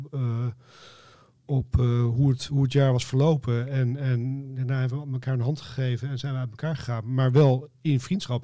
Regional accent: Netherlands

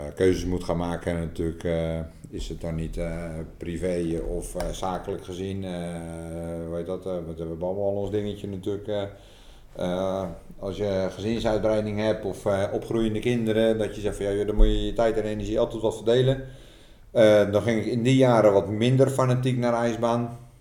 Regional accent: Netherlands; wij als Nederlanders

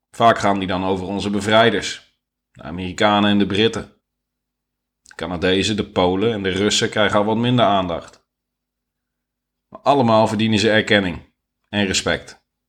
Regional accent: Netherlands; ik ben Nederlander

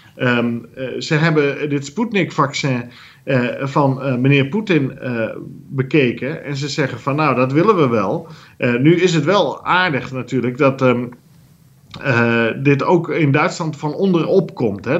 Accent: Netherlands; wij geen continentaal land zozeer zijn als wel een land op zee gericht

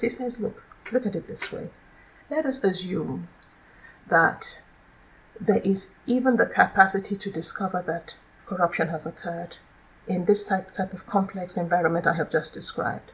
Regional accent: Nigeria; now in Netherlands; I'm originally from Nigeria

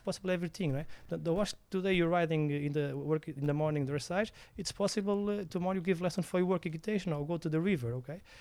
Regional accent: Portugal; English is a second language; I'm from Samarcorreia. It's a, a, small village in Portugal

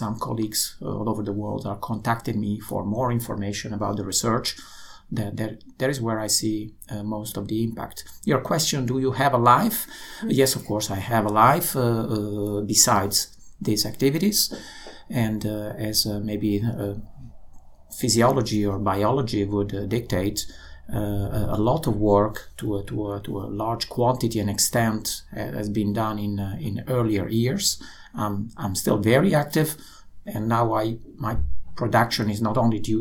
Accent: Italy; moved away as an adult; now in Netherlands; I come from Italy, so I came to the Netherlands more than 20 years ago.

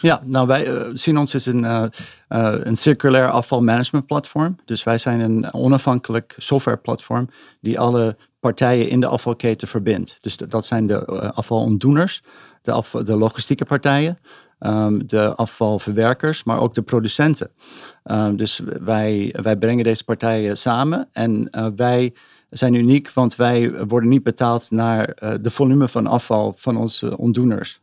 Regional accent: Amsterdam, North Holland, Netherlands; also born or lived in Tokyo, Japan / Silicon Valley, United States; ik ben eigenlijk in Amsterdam geboren. Ik heb een Nederlandse moeder ah. en een Amerikaanse vader.

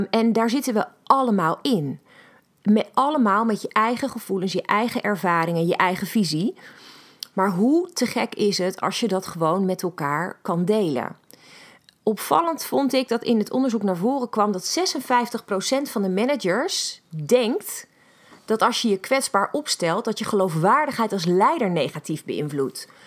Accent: Netherlands; ik begrijp ook niet hoe wij als Nederlanders, ehm, maar met z'n allen als een soort van mak lammetje Ehm, ons laten drijven bepaalde kanten op

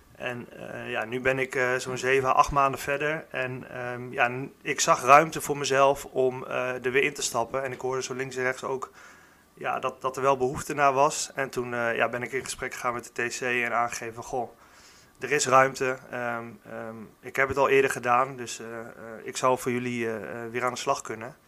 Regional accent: Warnsveld, Gelderland, Netherlands; also born or lived in Zutphen; kom ik zelf uit Warnsveld. daar heb ik, ben ik opgegroeid

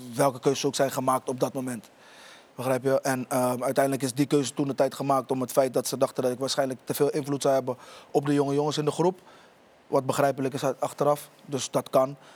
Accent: Rotterdam, South Holland, Netherlands; ik kom oorspronkelijk uit Rotterdam. Ik woon in Rotterdam-Oost

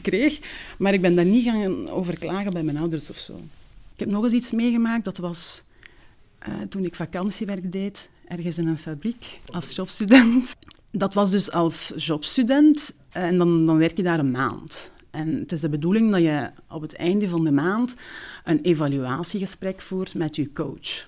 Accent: Zolder, Flanders, Belgium; first language Turkish; Dutch is a second language; In Zolder. Um, ehm, de Vrije Basisschool

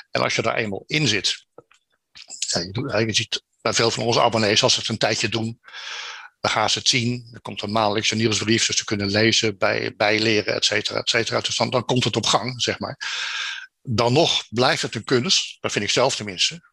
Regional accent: Netherlands; als Nederlanders

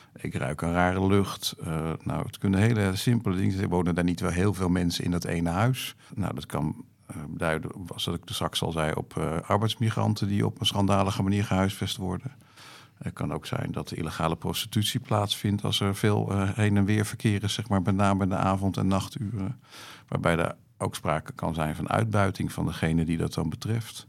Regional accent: The Hague, South Holland, Netherlands; moved away as an adult; also born or lived in Haarlem; now in Schouwen-Duiveland, Netherlands; ik ben geboren en getogen in Den Haag

